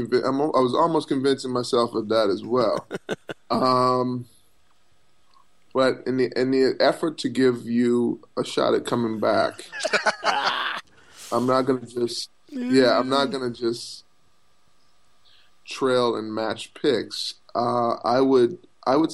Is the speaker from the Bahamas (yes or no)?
yes; Bahamas; moved away; I was a kid from the Bahamas.